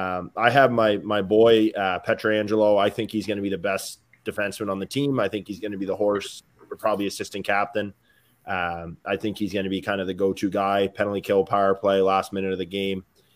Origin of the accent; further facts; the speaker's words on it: Canada; So to me, it's a little discouraging as a Canadian fan.